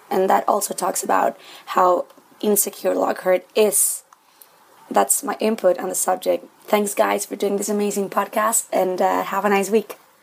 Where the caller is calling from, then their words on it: Santiago, Santiago Metropolitan Region, Chile; I'm calling from Santiago, Chile